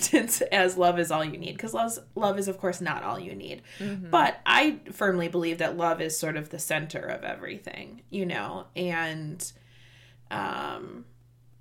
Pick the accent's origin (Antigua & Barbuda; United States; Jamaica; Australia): United States; Midwest; we're from the Midwest